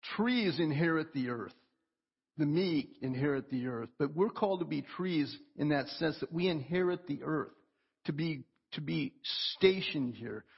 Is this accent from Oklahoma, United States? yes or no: yes; Oklahoma, United States; moved away; I grew up in Oklahoma and, and we had forests all around us